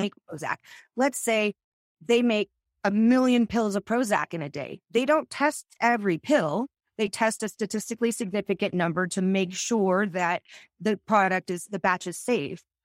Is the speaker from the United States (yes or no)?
yes; Arizona, United States; I grew up in Arizona